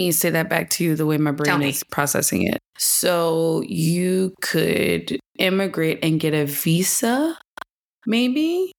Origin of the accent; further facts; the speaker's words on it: New Orleans, Louisiana, United States; being from born and raised in New Orleans